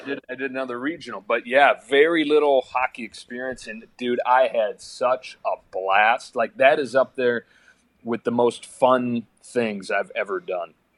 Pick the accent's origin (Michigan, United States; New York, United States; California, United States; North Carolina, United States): Michigan, United States; moved away; I grew up in Michigan